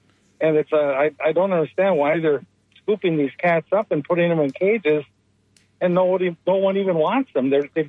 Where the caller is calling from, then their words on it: Port Richey, Florida, United States; from Port Richey.